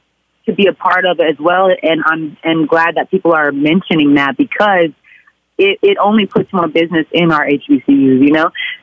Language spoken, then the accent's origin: English; Oklahoma, United States; but hey, I'm from Oklahoma. What does she know?